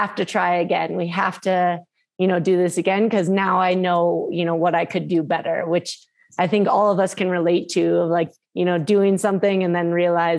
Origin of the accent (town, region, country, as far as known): Minnesota, United States; born or raised there; moved away